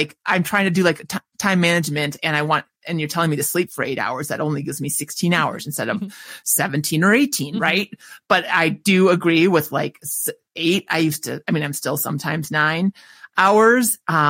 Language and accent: English; Minnesota, United States; accent: Minnesota; there's my Minnesota accent